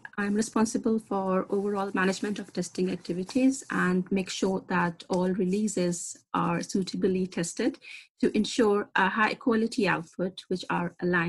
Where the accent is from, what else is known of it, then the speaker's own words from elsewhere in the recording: Pakistan; I come from Pakistan, where the right of education and work for a female, unfortunately, is a privilege.